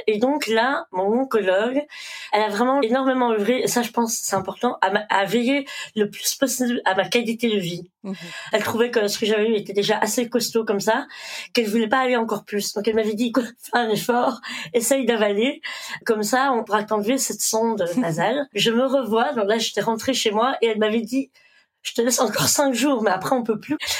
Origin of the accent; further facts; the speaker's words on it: Belgium; also born or lived in India / Brussels, Belgium; Je suis originaire d'Inde. J'ai été adoptée donc j'avais quelques mois. Je suis arrivée en Belgique